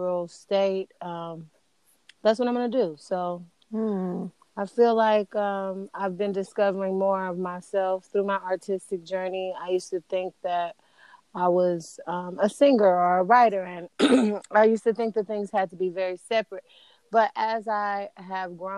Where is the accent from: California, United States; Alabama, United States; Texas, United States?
California, United States; Los Angeles; I am from Los Angeles, California